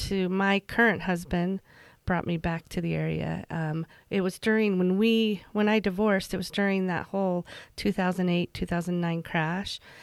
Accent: Emery County, Utah, United States; moved away as an adult; also born or lived in Virginia Beach, Virginia / Price, Utah / Sandy, Utah; I grew up in Emory County. I graduated from Emory County High

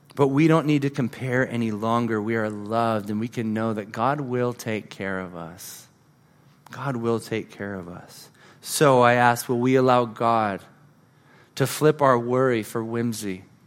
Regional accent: California, United States; moved away; I grew up in California

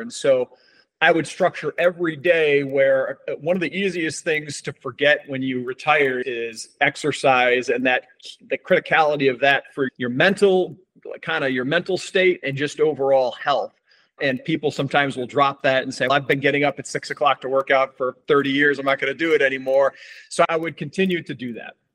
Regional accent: Lake Placid, New York, United States; Born and raised in Lake Placid, New York

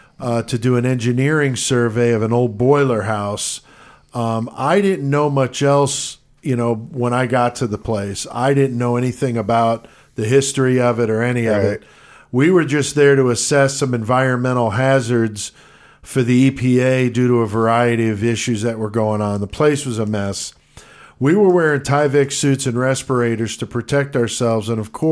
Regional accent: New York, United States; born there; now in Illinois, United States; I was born in the Bronx, yeah.

